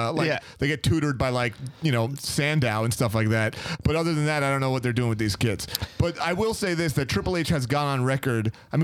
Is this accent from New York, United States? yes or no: yes; Long Island, New York, United States; we're both from Long Island, so to bring this home and have it happen at Nassau Coliseum, our own stomping grounds, our home arena